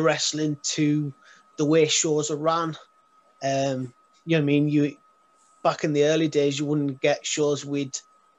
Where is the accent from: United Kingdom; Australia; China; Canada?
United Kingdom; Carlisle, North West England; born and raised in Carlisle